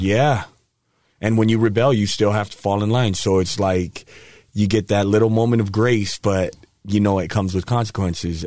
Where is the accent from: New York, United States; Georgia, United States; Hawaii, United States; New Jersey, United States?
Hawaii, United States; moved away; I grew up in Hawaii, half in Hawaii, half here. So both are home to me.